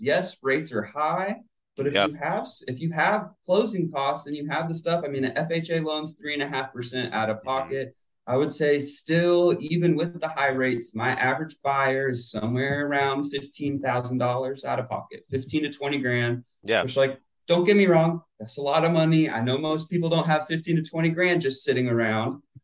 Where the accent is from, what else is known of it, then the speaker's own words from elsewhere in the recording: Plant City, Florida, United States; also born or lived in St. Petersburg, Florida; born and raised in Plant City